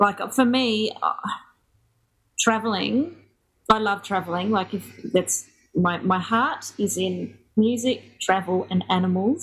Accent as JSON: {"language": "English", "town": "Brisbane", "region": "Queensland", "country": "Australia", "also_born_or_lived": "Ellesmere Port, England", "moved": "yes", "said": "I'm from Brisbane originally, and when I left school, I share house lived in West End"}